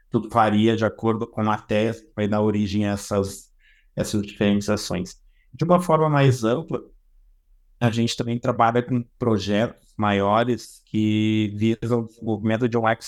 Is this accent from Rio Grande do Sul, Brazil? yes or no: yes; Rio Grande do Sul, Brazil; also born or lived in São Paulo; now in Florianópolis, Brazil; eu tenho 43 anos, eu sou do Rio Grande do Sul, mas já morei bastante tempo em São Paulo, hoje eu resido em Florianópolis.